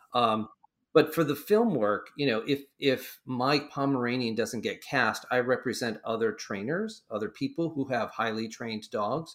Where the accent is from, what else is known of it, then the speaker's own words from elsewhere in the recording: Central Connecticut, United States; I grew up here in Central Connecticut